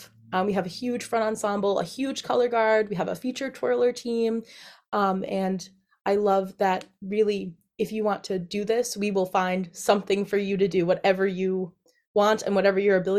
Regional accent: Millbury, Massachusetts, United States; So I am from Millbury, Massachusetts, which is in central Mass. And I grew up doing a lot of marching band.

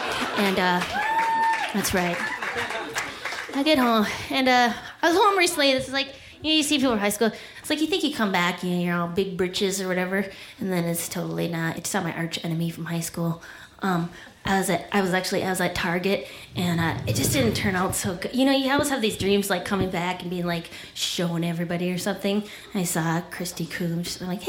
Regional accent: Duluth, Minnesota, United States; moved away; I was at my hometown of Duluth, Minnesota, and I get kind of homesick sometimes for Duluth

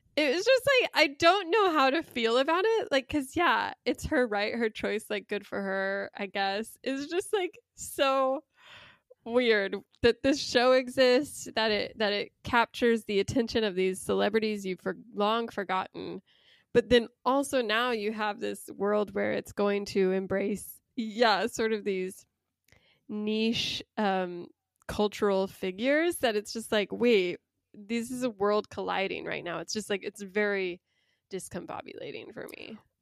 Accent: Utah, United States; I grew up in Utah

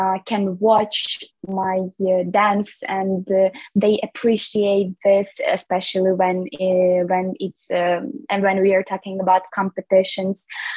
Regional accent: Lviv Oblast, Ukraine; now in Kyiv, Ukraine; I'm from Lviv region

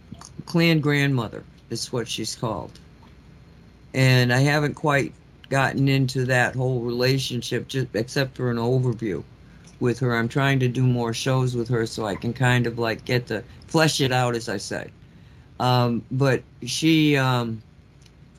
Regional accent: Massachusetts, United States; I grew up in Massachusetts

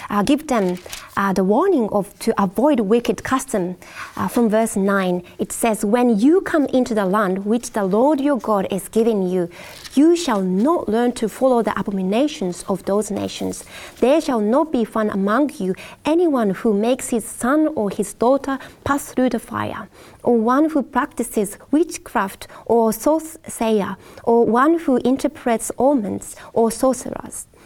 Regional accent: Japan; Um, yeah, I'm from Japan, and there are people believe in different gods, you know, in different nature or things like

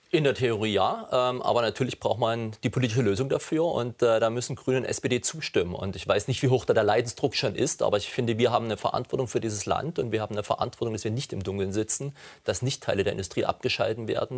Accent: Saxony, Germany; ich komme selbst aus Sachsen

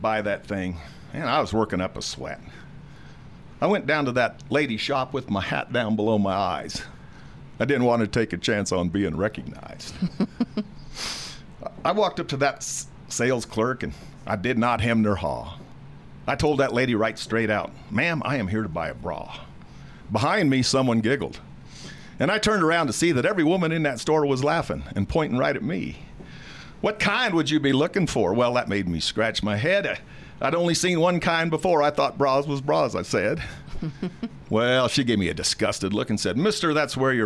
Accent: Stratton, Colorado, United States; We all grew up in the town of Stratton, Colorado

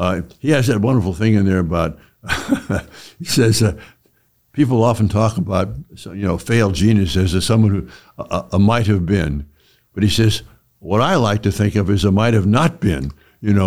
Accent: San Francisco, California, United States; I'm from California and in San Francisco

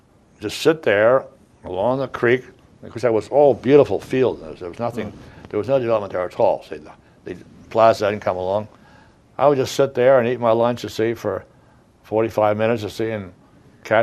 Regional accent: Narberth, Pennsylvania, United States; moved away as an adult; now in Upper Merion, United States; both my wife and I, we both were born and raised in Narberth

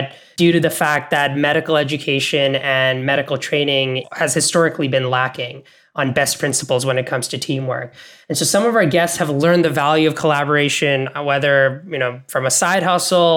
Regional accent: Bangladesh; also born or lived in Canada / American South, United States; now in United States; I grew up in Bangladesh, moved to Canada, now I'm in the United States.

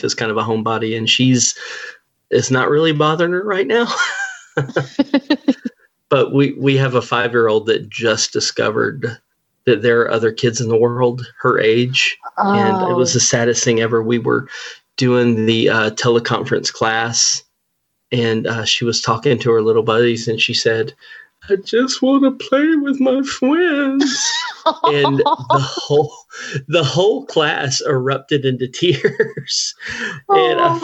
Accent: Birmingham, Alabama, United States; I'm from Birmingham, Alabama

